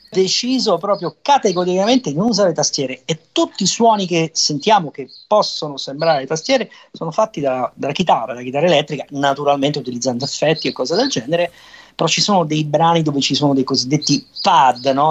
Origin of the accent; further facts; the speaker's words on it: Naples, Campania, Italy; sono napoletano